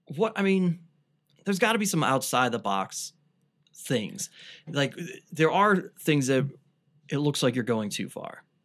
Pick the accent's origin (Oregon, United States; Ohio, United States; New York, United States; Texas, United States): Ohio, United States; Cleveland; I grew up on the East Side